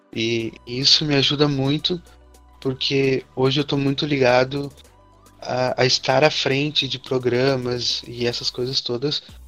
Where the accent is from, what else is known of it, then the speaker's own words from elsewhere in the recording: São Leopoldo, Rio Grande do Sul, Brazil; sou de São Leopoldo também